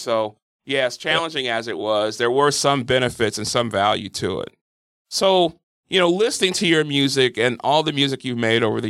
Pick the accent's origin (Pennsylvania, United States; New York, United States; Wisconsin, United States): Wisconsin, United States; Milwaukee; born or raised there